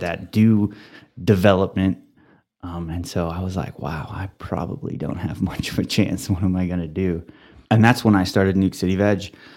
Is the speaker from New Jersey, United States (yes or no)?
no; Dalhart, Texas, United States; moved away as an adult; also born or lived in Germany / Canyon, Texas; now in Amarillo, United States; I grew up in Dalhart.